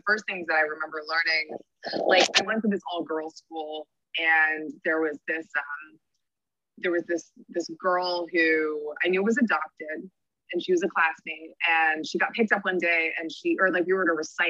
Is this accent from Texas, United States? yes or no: no; New York City, New York, United States; I'm from Brooklyn, New York. I live here with my partner